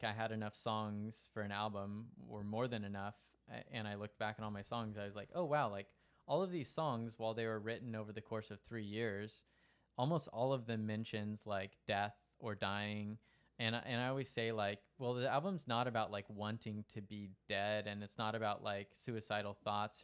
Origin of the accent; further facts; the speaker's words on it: Stockton, California, United States; growing up in Stockton